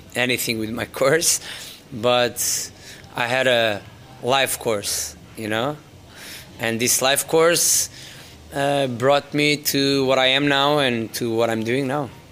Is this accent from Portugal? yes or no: yes; Faro, Algarve, Portugal; moved away as an adult; also born or lived in London; now in Lisbon, Portugal; I was born and raised in Faro